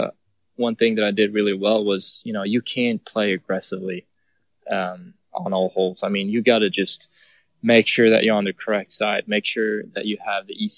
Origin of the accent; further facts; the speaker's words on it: Eslöv, Skåne, Sweden; moved away as an adult; now in Texas, United States; I grew up in Sweden where, you know, we don't get good weather all the time